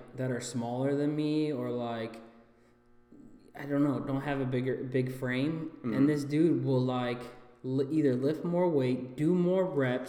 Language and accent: English; Oregon, Ohio, United States; So I grew up in Oregon, Ohio. So Ohio. Basically, Toledo, like, is where everybody knows.